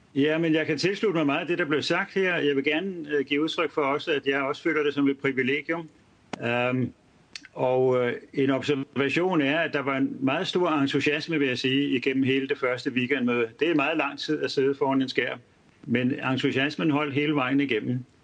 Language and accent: Danish; North Zealand, Capital Region of Denmark, Denmark; jeg kommer fra Nordsjælland